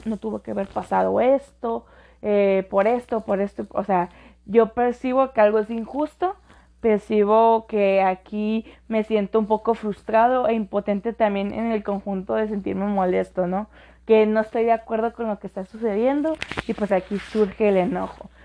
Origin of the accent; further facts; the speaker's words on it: Mexicali, Baja California, Mexico; aquí en nuestra bella ciudad de Mexicali, donde de donde soy